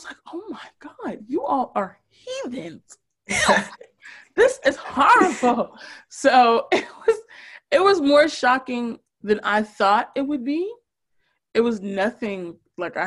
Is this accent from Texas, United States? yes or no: no; Newark, New Jersey, United States; now in North Brunswick, United States; I grew up in Newark